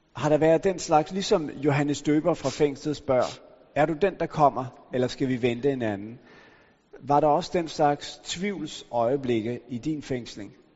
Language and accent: Danish; Denmark; jeg er opvokset i Danmark